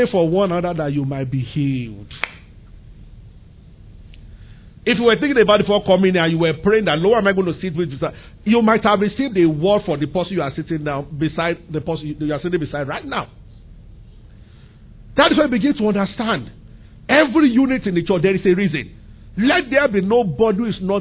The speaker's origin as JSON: {"language": "English", "town": "Abeokuta", "region": "Ogun State", "country": "Nigeria", "tie": "born or raised there", "said": "I grew up in Abeokuta in the center of the city"}